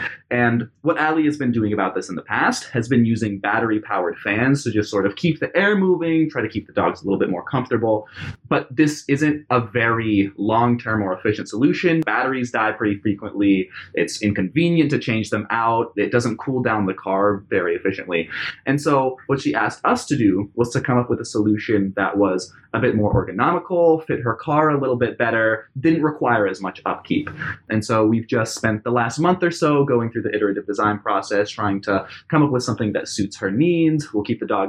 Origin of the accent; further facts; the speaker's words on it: Mesa, Arizona, United States; I am from Mesa, Arizona.